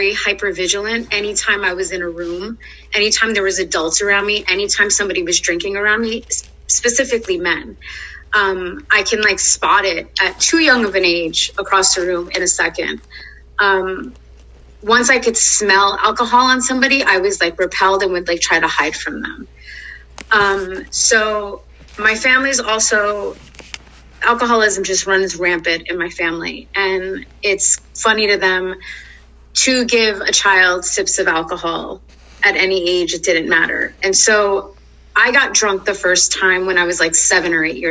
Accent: New York City, New York, United States; moved away as an adult; now in Texas, United States; I'm originally from Queens, New York. I moved to Texas about 10 years ago. Growing up in New York

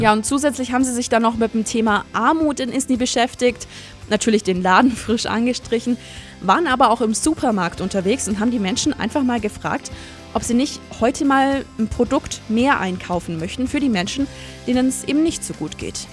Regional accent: Allgäu, Germany; bei uns im Allgäu

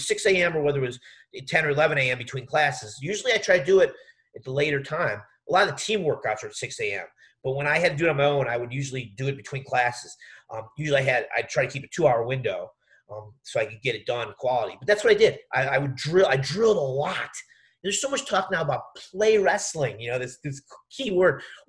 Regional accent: West Virginia, United States; I grew up training in West Virginia

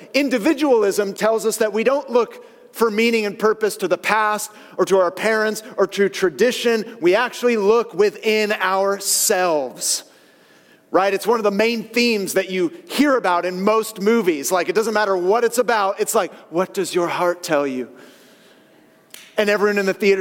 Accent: San Francisco Bay Area, California, United States; I grew up with in the San Francisco Bay Area

